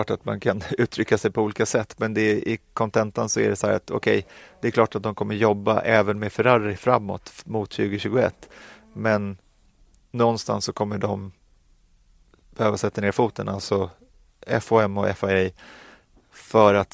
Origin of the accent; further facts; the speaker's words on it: Sweden; jag vet att vi är från Sverige, det är en liten marknad